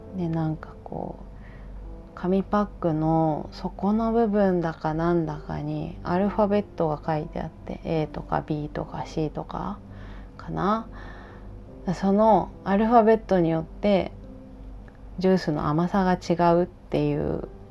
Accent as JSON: {"language": "Japanese", "region": "Kumamoto", "country": "Japan", "tie": "born or raised there", "said": "あそう熊本出身なんですけどね私ね"}